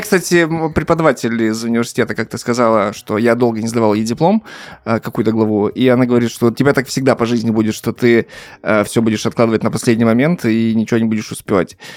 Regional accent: Russian Far East, Russia; moved away; я с Дальнего Востока.

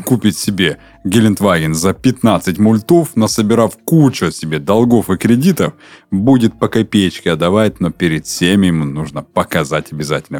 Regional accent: Urals, Russia; now in Krasnodar, Russia; я рос на Урале

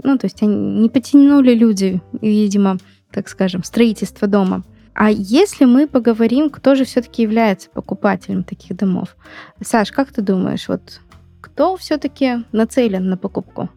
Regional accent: Magnitogorsk, Chelyabinsk Oblast, Russia; в Магнитогорске, откуда я родом

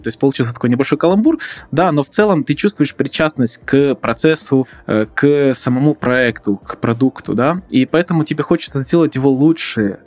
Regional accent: Odesa, Odesa Oblast, Ukraine; Я учился в Одесском политехническом университете, так как родом я из Одессы

